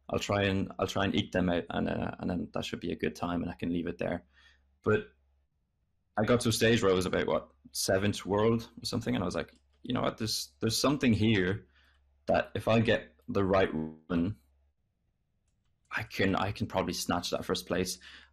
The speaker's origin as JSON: {"language": "English", "country": "France", "tie": "born or raised there", "second_language": "English", "said": "And then that comes from growing up in France, which I spent, yeah, most of my life in France, basically."}